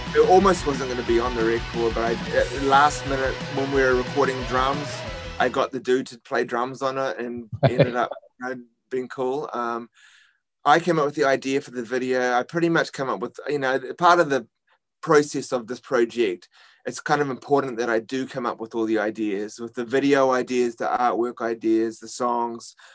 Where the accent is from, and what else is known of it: New Zealand; now in New York City, United States